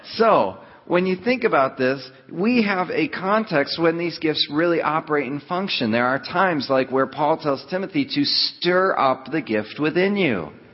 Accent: Rochester, New York, United States; I'm from Rochester, New York

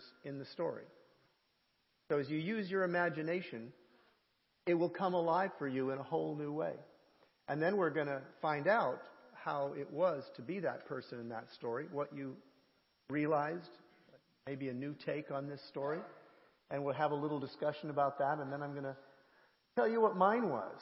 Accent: Canada; I'm the Canadian

